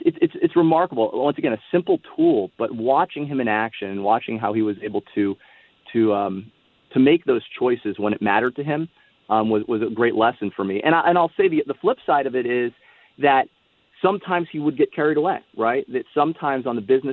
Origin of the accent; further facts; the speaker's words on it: Miami, Florida, United States; also born or lived in San Diego, California / Austin, Texas; I grew up in Miami, Florida